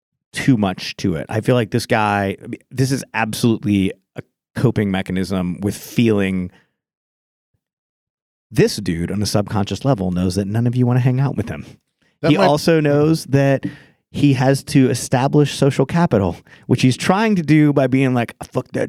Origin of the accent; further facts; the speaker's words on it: Texas, United States; I'm from Texas.